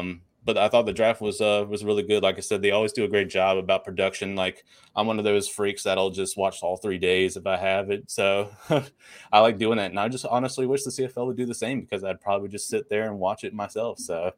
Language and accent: English; United States